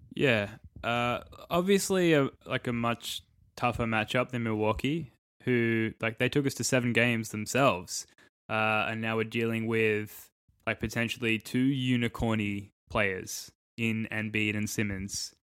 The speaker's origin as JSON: {"language": "English", "country": "Australia", "said": "I'm an Australian"}